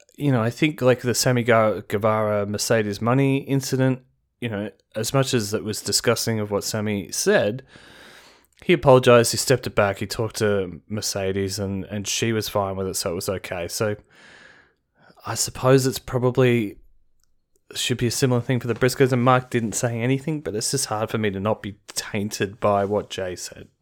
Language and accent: English; Australia; as an Australian